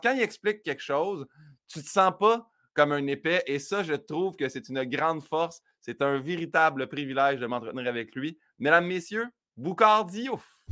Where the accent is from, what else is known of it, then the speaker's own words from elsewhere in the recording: Saint-Hyacinthe, Quebec, Canada; à Saint-Hyacinthe, ma ville natale